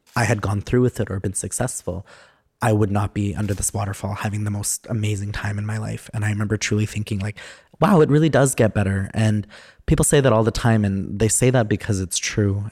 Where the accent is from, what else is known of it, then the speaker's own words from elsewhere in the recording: Edmonton, Alberta, Canada; also born or lived in Sherwood Park / Enoch Cree Nation / Alexis Nakota Sioux Nation / Paul First Nation; I grew up in Edmonton and then just, like, a little bit in Sherwood Park